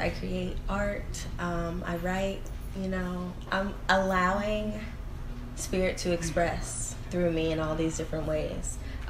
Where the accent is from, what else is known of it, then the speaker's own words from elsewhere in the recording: Memphis, Tennessee, United States; now in Los Angeles, United States; So I moved to Los Angeles from Memphis, Tennessee.